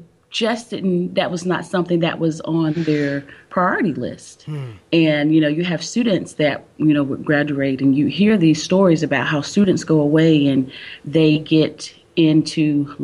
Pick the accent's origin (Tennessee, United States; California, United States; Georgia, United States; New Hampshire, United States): Georgia, United States; Albany; now in North Carolina, United States; Originally, no, I am not from North Carolina. I am originally from Albany, Georgia.